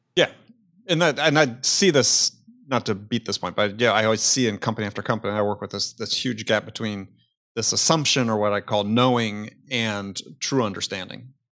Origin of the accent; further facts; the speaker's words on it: Wisconsin, United States; I grew up in Wisconsin, the heyday of the Green Bay Packers